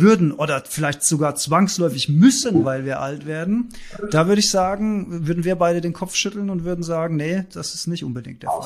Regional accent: Germany; bei uns in Deutschland

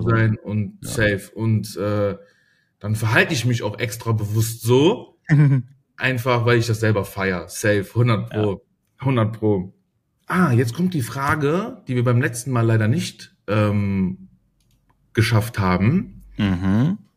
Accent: Germany; Ah, ich, also ich sehe mich, also ich sag zweimal, ich bin Deutscher, aber ich habe schon, ich bin, glaube ich, auch zu

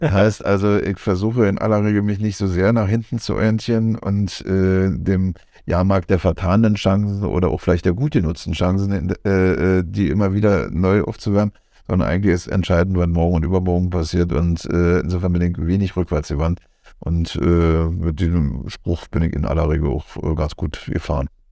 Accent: Bernau bei Berlin, Brandenburg, Germany; also born or lived in Biesenthal; ich bin in Bernau geboren

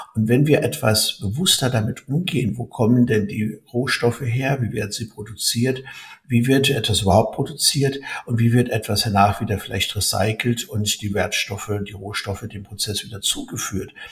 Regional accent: Germany

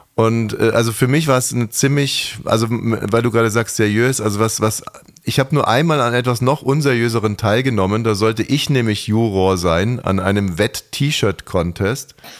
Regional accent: Munich, Bavaria, Germany; now in Berlin, Germany; Ich komme ja aus München

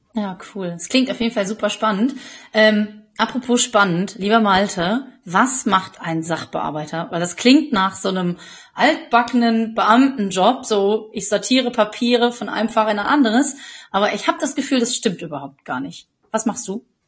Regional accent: the area around Marl, North Rhine-Westphalia, Germany; jetzt komme ich natürlich auch hier aus der Gegend

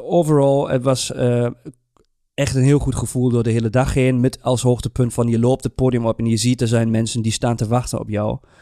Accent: Germany; moved away; als een Duitser

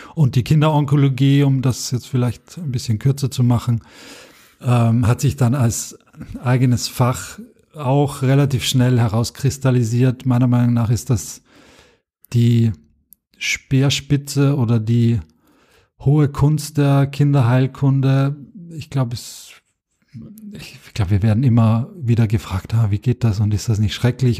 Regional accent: Austria; moved away as an adult; now in Germany; ich bin Österreicher, bin es nach wie vor.

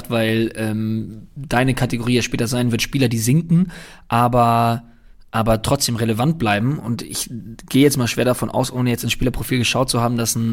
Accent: Cologne, North Rhine-Westphalia, Germany; Ich muss sagen, ich kann das total verstehen von seiner Seite aus, auch wenn es als Kölner wehtut.

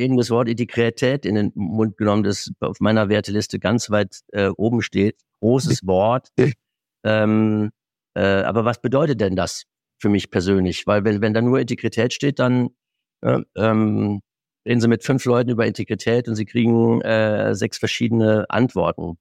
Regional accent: Moselle, Germany; moved away; in meiner alten Heimat an der Mosel

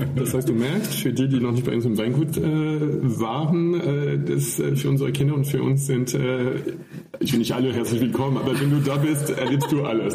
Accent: near Paris, Île-de-France, France; German is a second language; moved away as an adult; also born or lived in Rhineland / Southern Germany / Austria; now in Germany; ich komme aus der Nähe von Paris

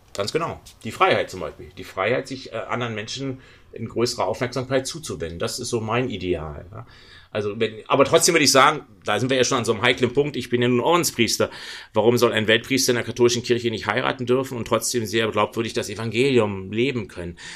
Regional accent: Berlin, Germany; Ich bin Berliner, ich bin um die Ecke von ganz schwierigen Orten geboren.

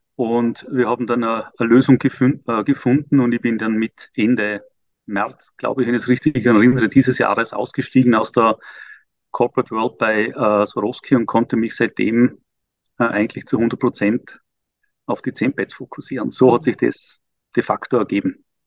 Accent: Vorarlberg, Austria; moved away as an adult; also born or lived in Vienna, Austria; now in Liechtenstein; achtundvierzig und Österreicher Vorarlberger

